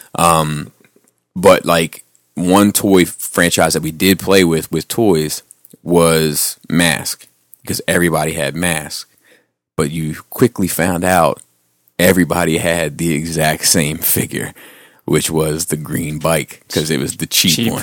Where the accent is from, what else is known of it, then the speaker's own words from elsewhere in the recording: Cradle Rock, Maryland, United States; I grew up on Cradle Rock